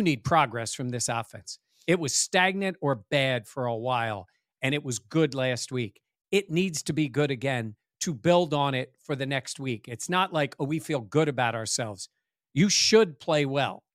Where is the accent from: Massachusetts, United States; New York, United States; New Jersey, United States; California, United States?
New Jersey, United States; Vineland; moved away as an adult; now in Buffalo, United States; I'm from the sticks of South Jersey. Vineland, Bridgeton